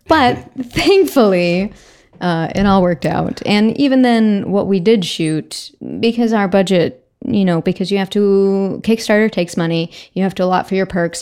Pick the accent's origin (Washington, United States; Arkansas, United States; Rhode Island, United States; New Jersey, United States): Arkansas, United States; moved away as an adult; now in Los Angeles, United States; I'm from Arkansas originally. I came to USC and have lived in Los Angeles ever since